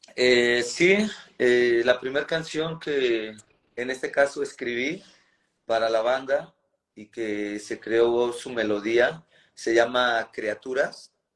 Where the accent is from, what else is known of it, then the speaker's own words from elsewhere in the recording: Nezahualcóyotl, State of Mexico, Mexico; a nosotros nos toca nacer en la periferia de la, periferia de la Ciudad de México, eh, en el municipio de Nezahualcóyotl.